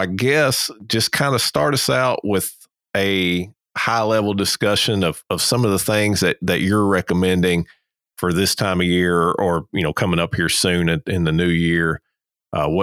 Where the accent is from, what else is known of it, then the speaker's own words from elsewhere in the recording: Kentucky, United States; now in Georgia, United States; I'm originally from Kentucky